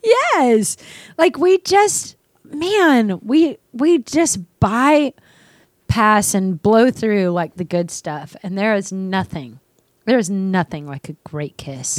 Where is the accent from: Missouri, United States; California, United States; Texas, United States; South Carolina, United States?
Texas, United States; Dallas; moved away as an adult; also born or lived in San Francisco; growing up in Dallas, my family, we always dressed up